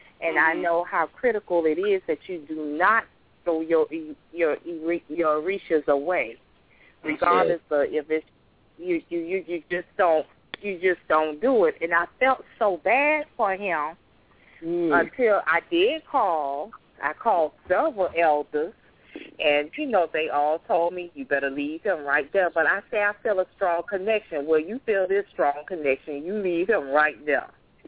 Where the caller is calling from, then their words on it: Miami, Florida, United States; I'm calling from Miami, Florida.